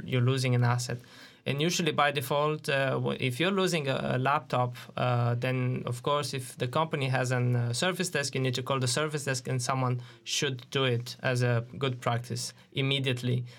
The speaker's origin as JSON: {"language": "English", "country": "Romania", "tie": "born or raised there", "moved": "as an adult", "said": "I joined a, an I T company in my hometown in, in Romania"}